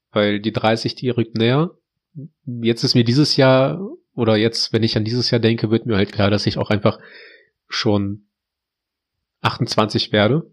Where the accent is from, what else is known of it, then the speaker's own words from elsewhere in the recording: Heinsberg, North Rhine-Westphalia, Germany; bei uns in Heinsberg